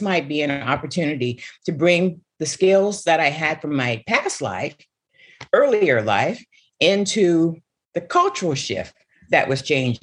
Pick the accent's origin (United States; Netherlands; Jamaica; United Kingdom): United States; Seattle, Washington; the house that I grew up in Seattle, Washington, you know, my family migrated from Pine Bluff, Arkansas. I was born in Seattle, Washington